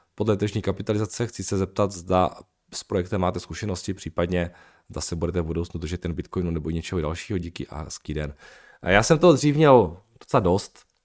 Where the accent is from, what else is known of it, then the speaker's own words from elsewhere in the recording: Uherský Brod, Zlín Region, Czechia; moved away; já jako pocházím z toho maloměsta z Velského Brodu